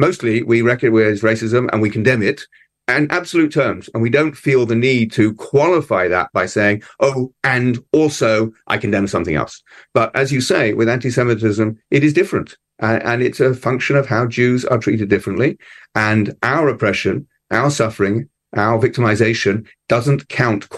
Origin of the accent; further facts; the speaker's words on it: London, United Kingdom; moved away as an adult; now in Melbourne, Australia; When I was a child growing up in London